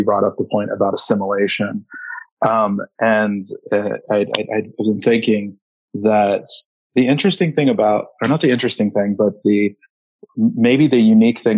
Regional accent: Southern California, United States; now in Montana, United States; although I do live in Montana now, I was born and raised in Southern California, kind of all over, but really, my roots, my family's roots are in Los Angeles

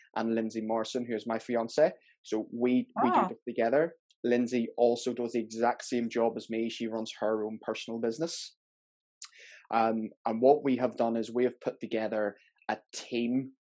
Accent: Belfast, Northern Ireland, United Kingdom; moved away as an adult; now in Gourock, United Kingdom; I'm originally from Belfast

